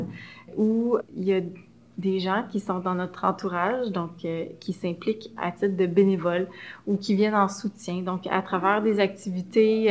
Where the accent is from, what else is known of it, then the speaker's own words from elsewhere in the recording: Montreal, Quebec, Canada; Je suis montréalaise. J'ai grandi dans l'arrondissement de Saint-Laurent